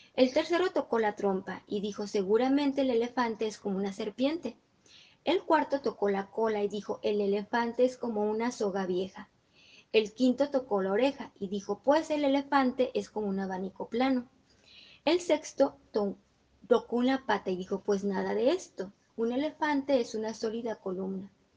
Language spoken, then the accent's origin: Spanish; Guanajuato, Mexico; yo que soy de Guanajuato